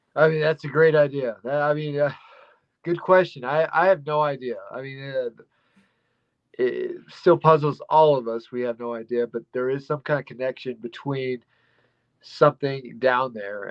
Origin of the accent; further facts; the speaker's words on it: Dumas, Texas, United States; also born or lived in Blind Frog Ranch; I'm from Texas, uh, around Amarillo area, right north of there, called Dumas, Texas